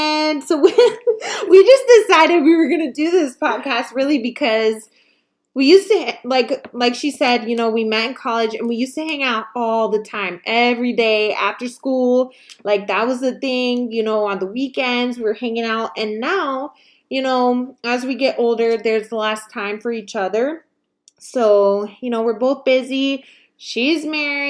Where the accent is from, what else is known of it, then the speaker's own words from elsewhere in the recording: Charleston, South Carolina, United States; now in Orlando, United States; I'm from Charleston, South Carolina. I moved from there. It's been actually almost 10 years now